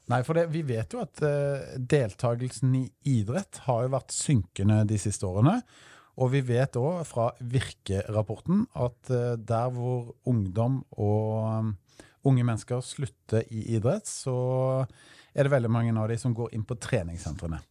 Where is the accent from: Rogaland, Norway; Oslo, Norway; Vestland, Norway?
Rogaland, Norway; Stavanger; moved away; når jeg er hjemme i Stavanger